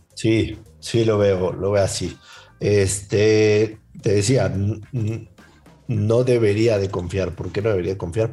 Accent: Mexico

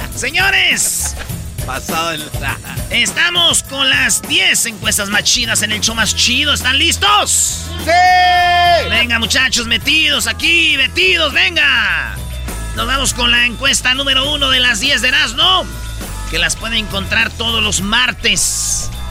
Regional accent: central Mexico, Mexico; que somos del centro de la República

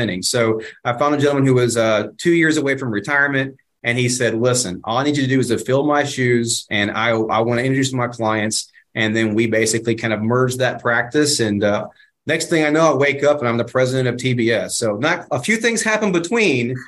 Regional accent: Dallas, Texas, United States; my hometown, small burg of, you know, 7 million people here in Dallas-Fort Worth

